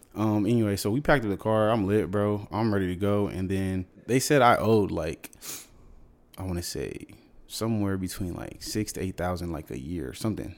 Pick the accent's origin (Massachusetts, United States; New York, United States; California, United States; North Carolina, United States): California, United States; San Diego; moved away as an adult; also born or lived in San Fernando Valley, California / Los Angeles, California / Houston, Texas / Alabama; I was born in San Diego. Okay, so I grew up San Diego, uh, really SoCal